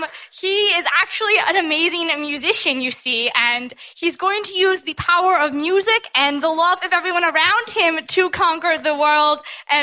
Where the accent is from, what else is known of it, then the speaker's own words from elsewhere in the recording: Trenton, New Jersey, United States; I'm …. I'm from Trenton, New Jersey.